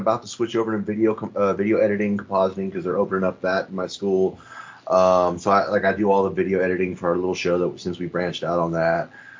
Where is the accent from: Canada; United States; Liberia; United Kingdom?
United States; California; I'm from California here, down here in America.